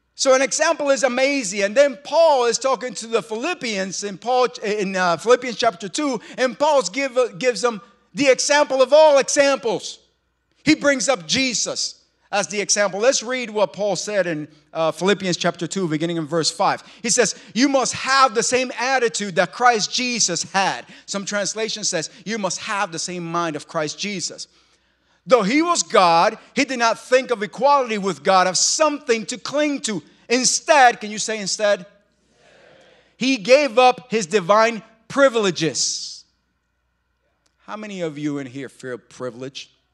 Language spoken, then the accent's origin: English; New York, United States; moved away; We're from New York